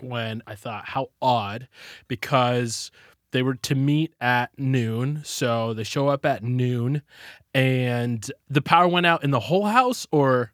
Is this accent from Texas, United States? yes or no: yes; Texas, United States; I'm from Texas